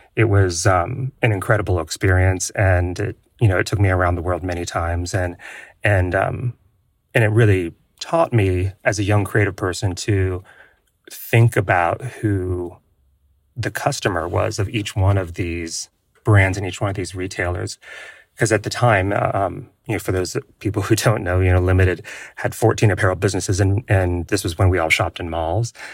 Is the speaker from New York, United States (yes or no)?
no; Ohio, United States; I was born and raised in Ohio